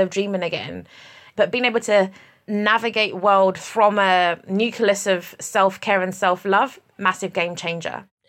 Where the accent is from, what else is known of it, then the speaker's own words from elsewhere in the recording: United Kingdom; I'm British Nigerian.